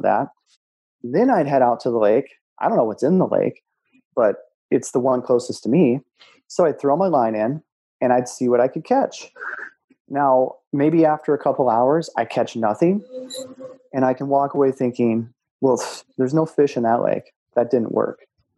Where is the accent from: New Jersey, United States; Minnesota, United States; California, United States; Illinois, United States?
Minnesota, United States; now in North Carolina, United States; I grew up in Minnesota, so lakes everywhere. Now I live in North Carolina